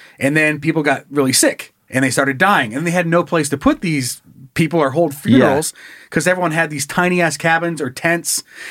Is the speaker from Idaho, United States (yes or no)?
yes; Hailey, Idaho, United States; now in Coeur d'Alene, United States; went down to my hometown.